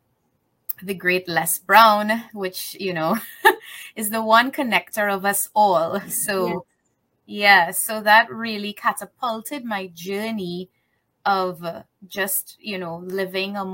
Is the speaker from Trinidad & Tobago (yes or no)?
yes; Trinidad & Tobago; I live in Trinidad. I'm from the Caribbean